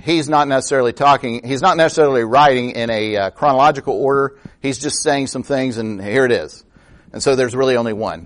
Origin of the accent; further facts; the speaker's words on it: United States; as Americans